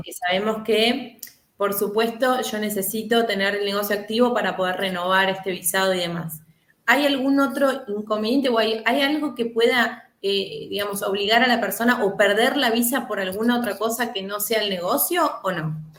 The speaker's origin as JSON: {"language": "Spanish", "country": "Argentina", "said": "yo como argentina"}